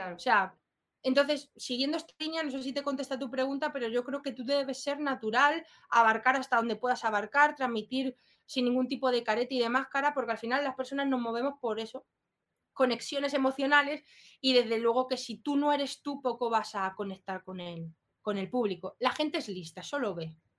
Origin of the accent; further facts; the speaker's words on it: Spain; now in Madrid, Spain; Yo vengo de un pueblo, raíces eh, rurales